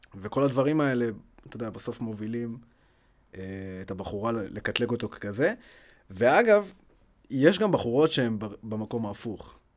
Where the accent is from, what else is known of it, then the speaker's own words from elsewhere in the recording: Ashkelon, Southern District, Israel; moved away; also born or lived in Beersheba; אני במקור מאשקלון